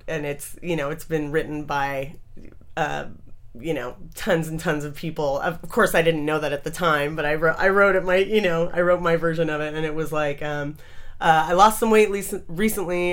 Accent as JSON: {"language": "English", "town": "Manhattan Beach", "region": "California", "country": "United States", "tie": "born or raised there", "moved": "as an adult", "lives_now": "Northern California, United States", "said": "I grew up in Manhattan Beach, which is about like 20 minutes outside of LAX"}